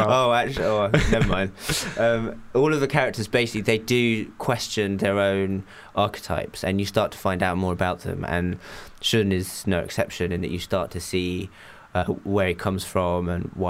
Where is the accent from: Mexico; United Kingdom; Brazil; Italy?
United Kingdom; England; also born or lived in Japan; I grew up in Japan till I was 8, and then we moved to England.